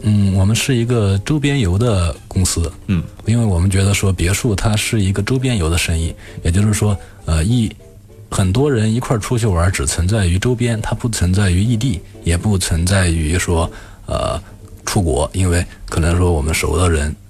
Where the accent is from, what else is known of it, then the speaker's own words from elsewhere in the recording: Hubei, China; 我是湖北人